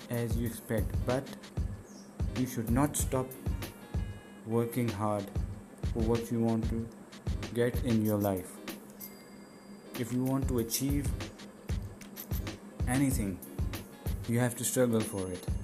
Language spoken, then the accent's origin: English; Islamabad, Islamabad Capital Territory, Pakistan; I am belong from Pakistan, Islamabad, capital of Pakistan.